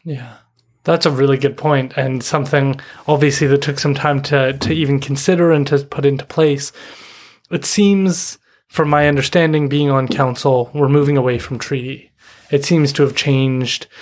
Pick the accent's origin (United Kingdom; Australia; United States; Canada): Canada; Chawathil First Nation, British Columbia; I'm from Chawathal.